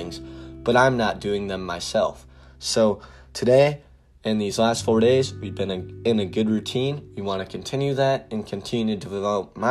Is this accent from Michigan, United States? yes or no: no; Wisconsin, United States; I'm from Wisconsin